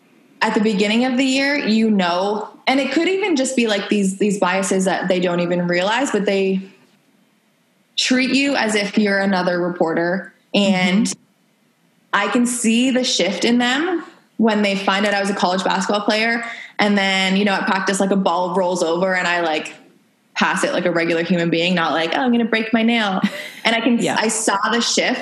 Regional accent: Canada; we're from Canada.

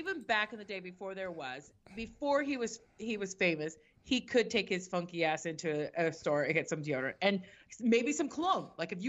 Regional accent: Ireland; I'm from Ireland.

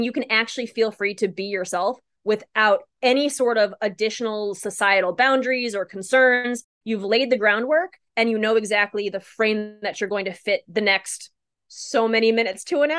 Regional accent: Midwest, United States; I was raised in the Midwest.

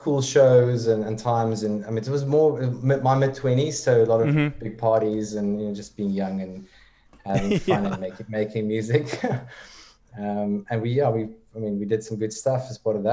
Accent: South Africa; moved away as an adult; also born or lived in Cape Town / Johannesburg / Stellenbosch; now in Frankfurt, Germany; I come from Cape Town and Joburg, grew up there. So born and bred South African, Afrikaans boy

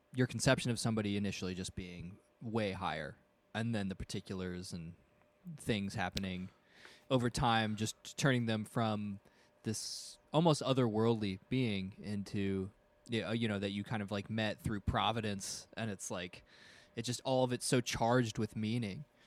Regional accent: United States; as an American

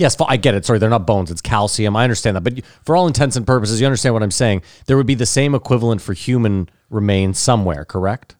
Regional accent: Canada; we're Canadian

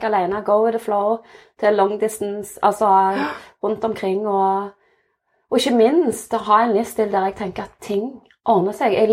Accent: Innlandet, Norway; Og nå kommer jeg jo fra Valdres.

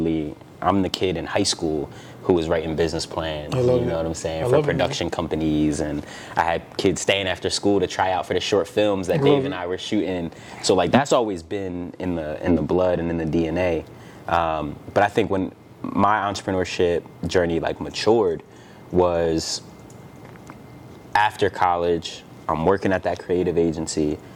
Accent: Philadelphia, Pennsylvania, United States; I grew up, I'm from Philly

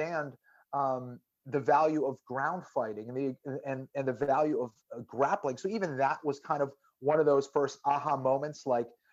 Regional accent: Boston, Massachusetts, United States; a Catholic kid growing up in Boston

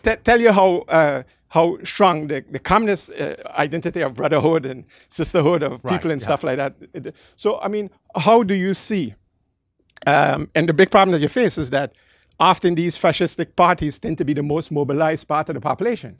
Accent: Netherlands; moved away; also born or lived in Caribbean; I'm from the Caribbean, grew up in the Netherlands

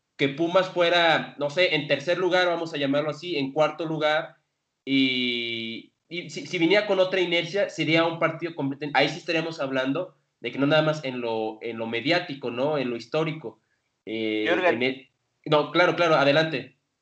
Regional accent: Mexico City, Mexico; yo que soy chilango

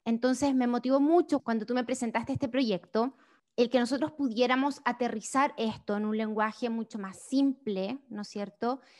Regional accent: Chile; moved away as an adult; now in United States; soy chilena, vivo en Estados Unidos hace casi cinco años

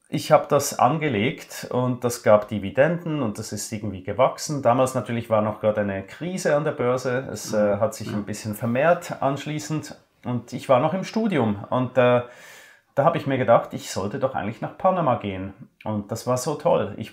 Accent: Switzerland; Das als Schweizer, das war dann sehr interessant.

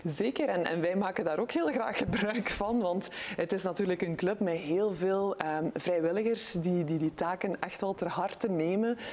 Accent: Belgium; als Belgische, als Europese

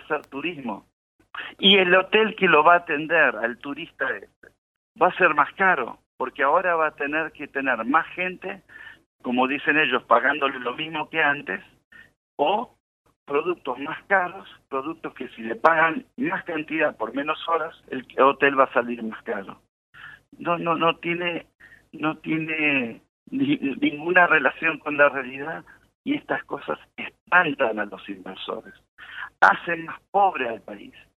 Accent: Argentina

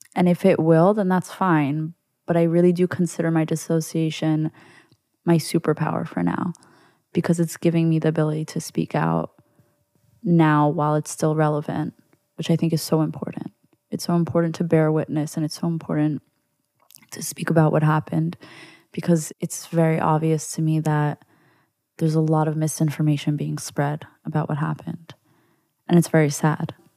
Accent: New York, United States; as a Jew growing up in New York

